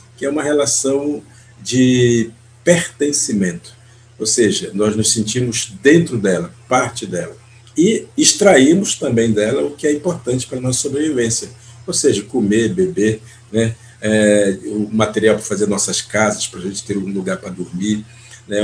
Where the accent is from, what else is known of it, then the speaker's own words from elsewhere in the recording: Brazil; moved away; Eu pertenço ao povo Munduruku, faço parte desse povo onde eu nasci é, e, e vivi a minha primeira infância diretamente dentro de uma aldeia